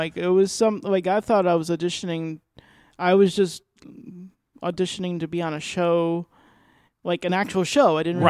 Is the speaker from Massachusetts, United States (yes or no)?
yes; Boston, Massachusetts, United States; I'm originally from Boston.